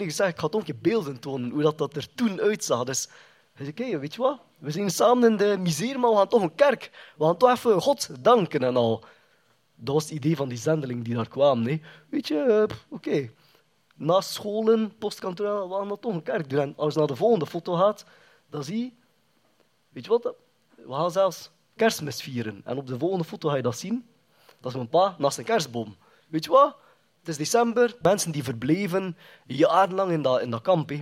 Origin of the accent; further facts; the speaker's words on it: Kortrijk, Flanders, Belgium; Ik ben toegekomen als een baby opgegroeid in Kortrijk